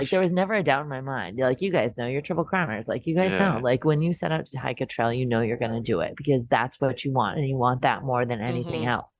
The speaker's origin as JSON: {"language": "English", "region": "New England", "country": "United States", "said": "I'm from New England"}